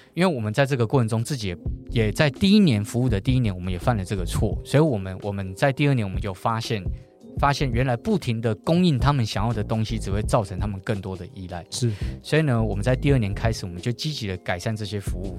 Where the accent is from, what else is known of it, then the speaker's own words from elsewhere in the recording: Taipei, Taiwan; 台北车站其实是一个我们台北人的门面呢